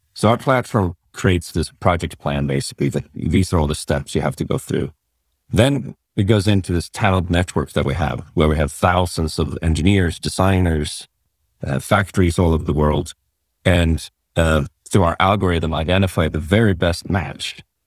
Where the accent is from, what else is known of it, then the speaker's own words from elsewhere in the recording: Sweden; moved away as an adult; also born or lived in San Francisco, United States; I grew up in Sweden